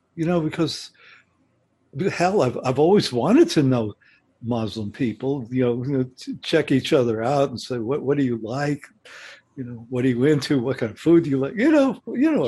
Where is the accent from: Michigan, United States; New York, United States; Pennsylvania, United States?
New York, United States; New York City; I come from New York City